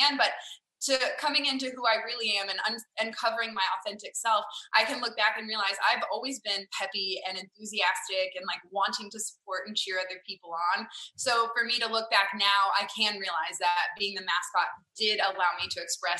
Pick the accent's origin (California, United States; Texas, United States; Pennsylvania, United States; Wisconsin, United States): Texas, United States; Farmersville; now in Frisco, United States; I grew up in a tiny little country town called Farmersville, Texas